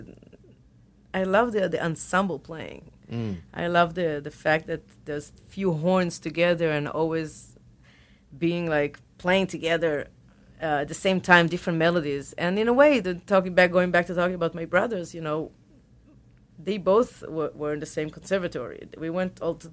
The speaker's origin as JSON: {"language": "English", "town": "Tel Aviv", "region": "Tel Aviv District", "country": "Israel", "tie": "born or raised there", "also_born_or_lived": "Boston", "accent": "Israeli", "second_language": "English", "moved": "as an adult", "said": "We grew up in Tel Aviv"}